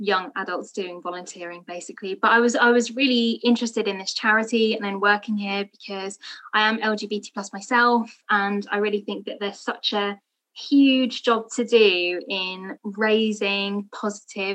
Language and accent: English; London, United Kingdom; I am also a British Bangladeshi from London and from a Muslim family